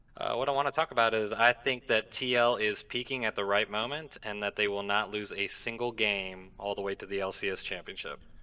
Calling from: Alabama, United States; I am calling from Alabama

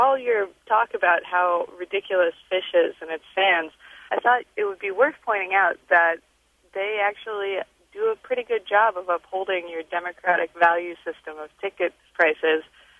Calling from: Chicago, Illinois, United States; I'm calling from Chicago, Illinois.

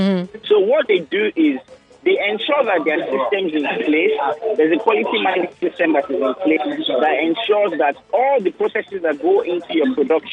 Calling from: Ikoyi, Lagos, Nigeria; I'm calling you from Iko.

